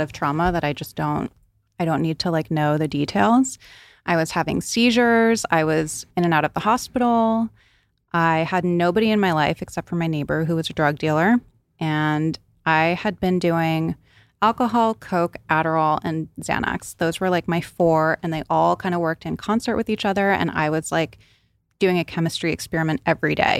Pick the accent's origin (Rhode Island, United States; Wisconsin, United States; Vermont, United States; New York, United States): Rhode Island, United States; So I grew up on the East Coast in Rhode Island.